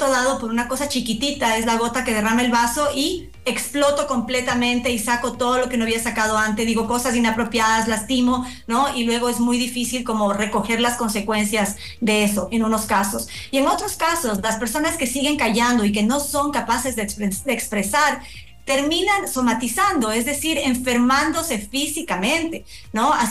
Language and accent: Spanish; Ecuador; nosotros como, como ecuatorianos y por supuesto todos nos hemos removido de, nuestra seguridad